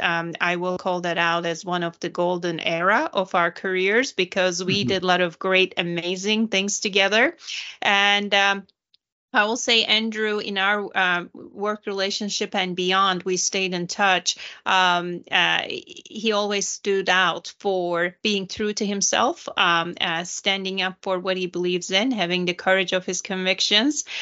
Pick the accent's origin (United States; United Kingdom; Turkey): Turkey; moved away; I'm from Turkey